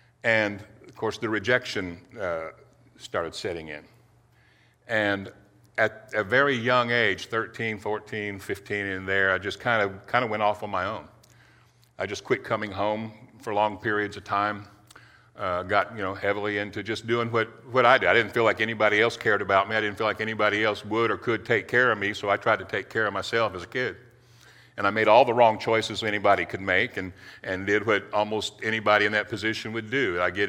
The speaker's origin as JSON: {"language": "English", "town": "Titusville", "region": "Florida", "country": "United States", "tie": "born or raised there", "said": "I grew up over in Titusville, Florida. And back in the 60s, my dad, you know, worked on the Apollo program over there."}